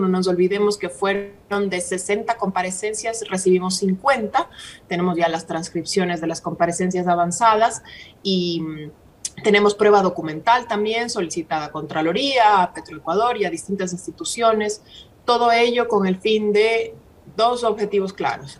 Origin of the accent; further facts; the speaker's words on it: Ecuador; nosotros como ecuatorianos